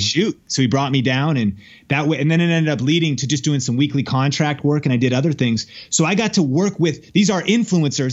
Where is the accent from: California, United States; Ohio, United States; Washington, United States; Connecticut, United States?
Washington, United States; Seattle; now in Las Vegas, United States; I'm from Seattle originally